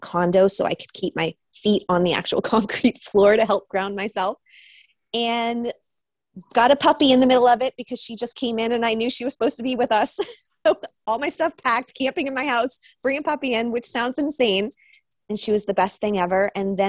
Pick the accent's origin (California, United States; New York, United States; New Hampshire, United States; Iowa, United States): New Hampshire, United States; now in Topanga, United States; I grew up in New Hampshire